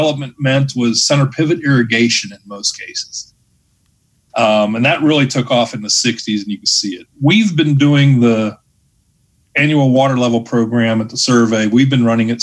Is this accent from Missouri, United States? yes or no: no; Ohio, United States; now in Kansas, United States; I'm from Ohio